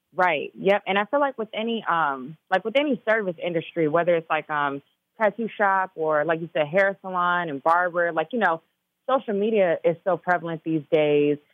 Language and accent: English; Chicago, Illinois, United States; also born or lived in Minnesota; I'm from Chicago too